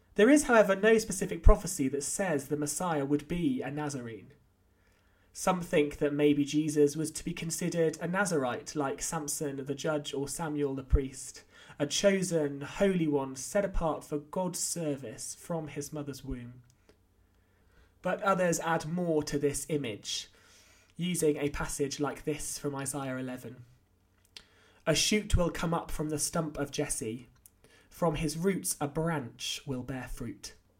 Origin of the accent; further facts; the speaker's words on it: North Wales, United Kingdom; also born or lived in Oxford; now in Winchester, United Kingdom; I grew up in North Wales, despite being born in Oxford and my family coming from neither Wales or the North.